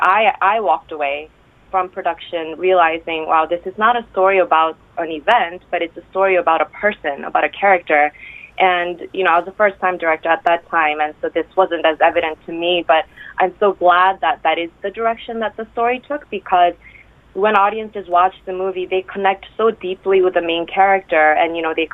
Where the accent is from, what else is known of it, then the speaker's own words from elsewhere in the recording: South Korea; moved away; also born or lived in United States; I'm from Korea